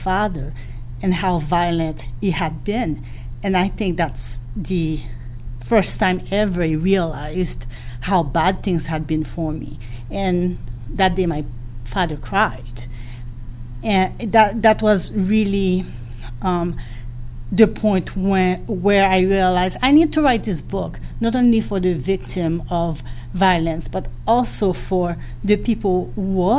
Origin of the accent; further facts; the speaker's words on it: Haiti; first language Haitian Creole; English is a second language; now in United States; growing up in Haiti